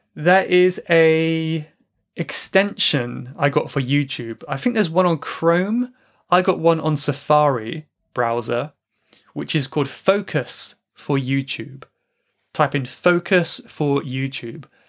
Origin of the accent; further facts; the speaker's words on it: England, United Kingdom; my home country, England